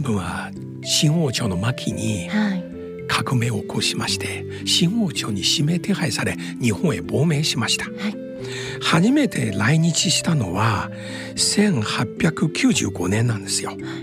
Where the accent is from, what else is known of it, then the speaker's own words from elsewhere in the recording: Shanghai, China; now in Japan; 私は上海出身ですが